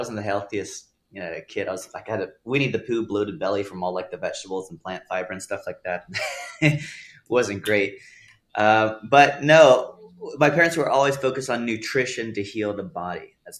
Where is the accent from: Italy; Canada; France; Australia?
Italy; also born or lived in Texas, United States / Germany; I was born in Texas. And then I was raised in Europe, Italy and Germany for 8 years.